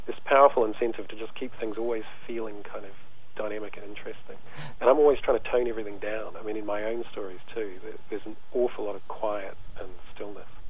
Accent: New Zealand; growing up in New Zealand

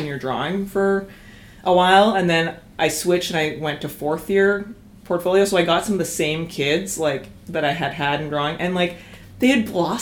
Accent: Calgary, Alberta, Canada; moved away as an adult; also born or lived in Kingston, Ontario; I grew up in Calgary

